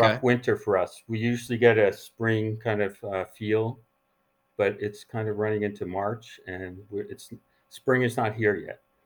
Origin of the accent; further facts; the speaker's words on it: northeastern New Jersey, United States; moved away as an adult; also born or lived in New Rochelle, New York / New York; now in San Francisco, United States; I was born in New Rochelle, New York, and then, um, mo, uh, I grew up in New Jersey, northeastern New Jersey.